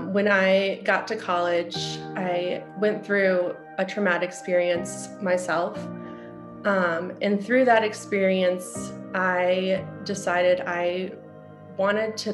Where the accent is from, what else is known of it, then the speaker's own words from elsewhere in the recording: Wisconsin, United States; moved away as an adult; also born or lived in Ohio / San Diego; now in Colorado, United States; I grew up in Wisconsin